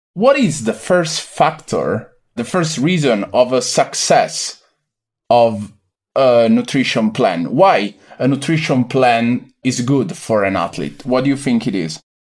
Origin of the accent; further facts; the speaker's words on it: near Venice, Veneto, Italy; moved away as an adult; also born or lived in Milan, Italy; now in United States; I was born and raised in the Veneto region, a few kilometers from the, the city of, uh, Venice, Venezia, in Italy